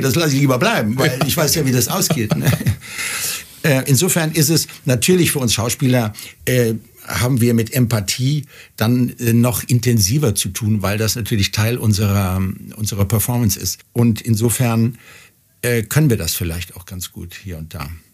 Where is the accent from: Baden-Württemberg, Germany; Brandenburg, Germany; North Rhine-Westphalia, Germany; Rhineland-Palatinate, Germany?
North Rhine-Westphalia, Germany; Cologne; now in Bavaria, Germany; Köln wird immer meine, meine Heimat sein, auch wenn ich jetzt schon lange in Bayern lebe